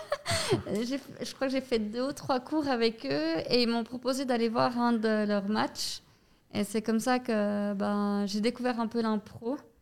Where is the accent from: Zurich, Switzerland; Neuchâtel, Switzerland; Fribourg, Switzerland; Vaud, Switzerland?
Vaud, Switzerland; Yverdon-les-Bains; je viens d'Iverdon